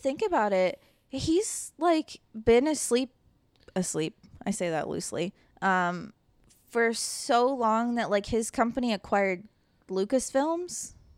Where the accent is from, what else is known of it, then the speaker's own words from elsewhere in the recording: the South, United States; I grew up in the South